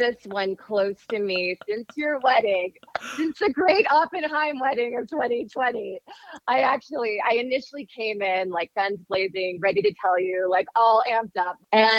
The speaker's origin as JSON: {"language": "English", "area": "Bay Area", "region": "California", "country": "United States", "tie": "born or raised there", "also_born_or_lived": "Miami, Florida / Los Angeles / London / Portland", "moved": "as an adult", "lives_now": "Denver, United States", "said": "So I was raised in the Bay Area with small stints in London and Portland, where I met Mike. And then ultimately 16 years in San Francisco before moving to Denver."}